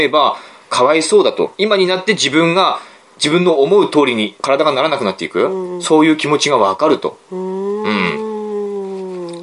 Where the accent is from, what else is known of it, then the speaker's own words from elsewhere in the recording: Aomori, Japan; 我々の青森